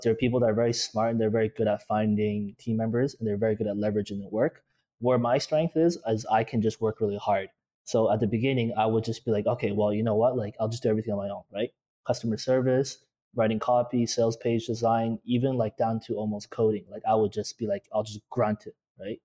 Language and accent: English; Toronto, Ontario, Canada; In Toronto, Ontario